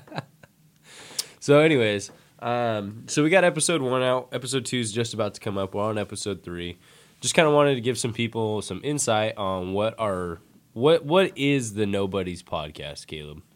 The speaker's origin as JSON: {"language": "English", "area": "San Francisco Bay Area", "region": "California", "country": "United States", "said": "I'm from the Bay Area"}